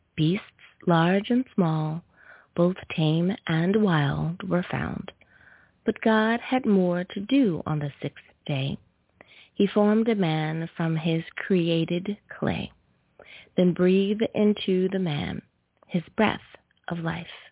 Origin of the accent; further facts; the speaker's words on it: United States; my home country, good old USFA